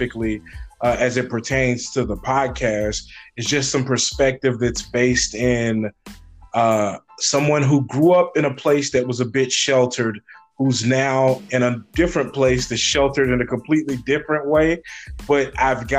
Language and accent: English; Bernice, Louisiana, United States; moved away as an adult; now in Des Moines, United States; I'm originally from Bernice, Louisiana. I grew up in Louisiana.